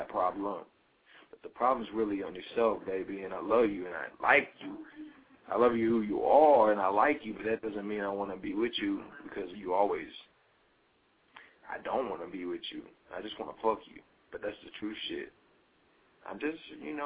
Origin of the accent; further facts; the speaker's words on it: North Carolina, United States; I'm fucking from North goddamn Carolina